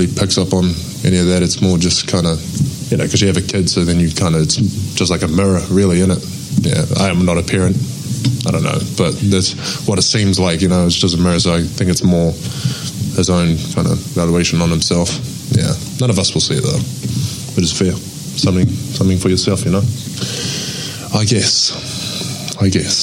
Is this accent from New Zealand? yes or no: yes; New Zealand; now in Oklahoma City, United States; I'm a Kiwi guy